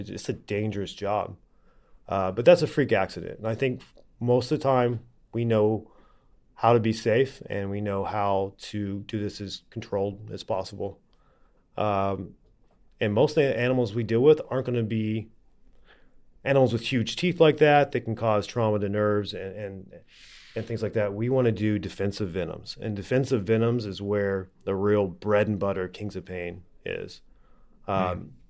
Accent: Oklahoma, United States; now in California, United States; I grew up in Oklahoma

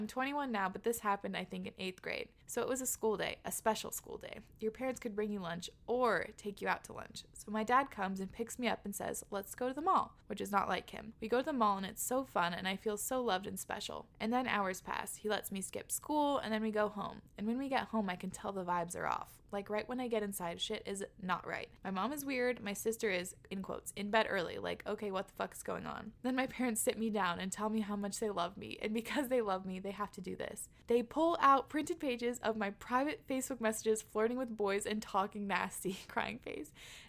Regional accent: England, United Kingdom; By the way, I'm from England in the countryside, and it's completely normal to start drinking young because there's nothing else to do.

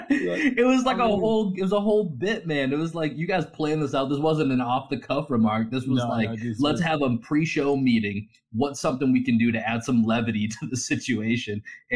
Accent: Boston, Massachusetts, United States; now in Austin, United States; growing up in Boston

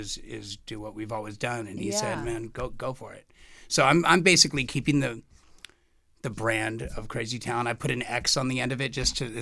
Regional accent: Los Angeles, California, United States; I grew up in West L.A.

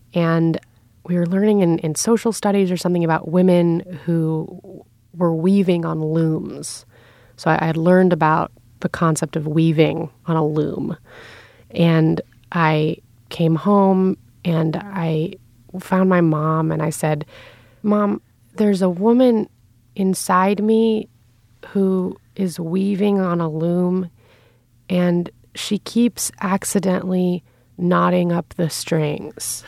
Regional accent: New York City, New York, United States; I grew up in Lower Manhattan

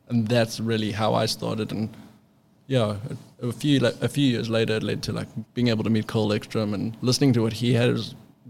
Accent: South Africa; now in United States; when I moved to California from South Africa, I kind of got the backdoor introduction to all the shapers.

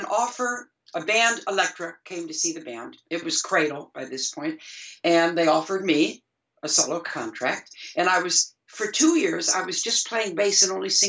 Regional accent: Detroit, Michigan, United States; moved away as an adult; also born or lived in England; we're all from Detroit

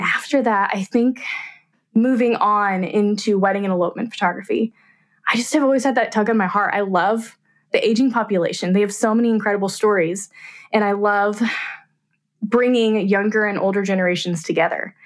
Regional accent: Abilene, Kansas, United States; I'm from Abilene, Kansas

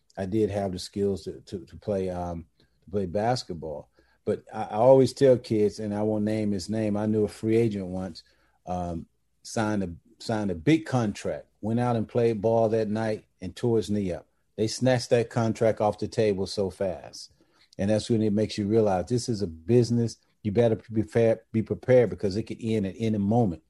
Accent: Georgia, United States; moved away as an adult; growing up in Georgia, we really didn't see that much NBA

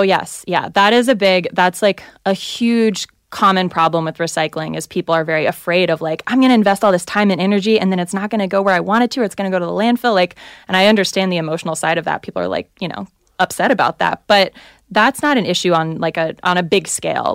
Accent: the South, United States; I'm from the South

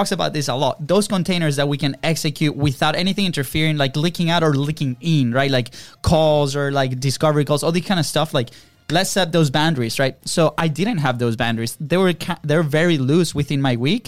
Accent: Venezuela; moved away; we come from Venezuela.

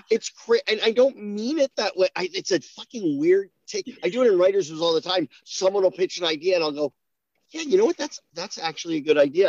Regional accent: New Jersey, United States; I'm from New Jersey

